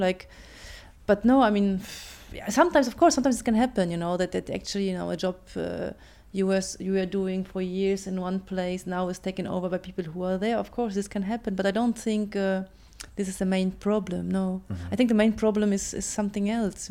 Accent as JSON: {"language": "English", "country": "Germany", "tie": "born or raised there", "also_born_or_lived": "Poland", "second_language": "English", "moved": "yes", "said": "I'm actually Polish, but I was brought up in Germany"}